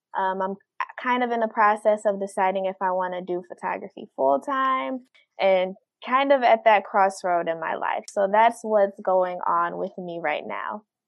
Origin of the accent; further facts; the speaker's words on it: Detroit, Michigan, United States; born and raised in Detroit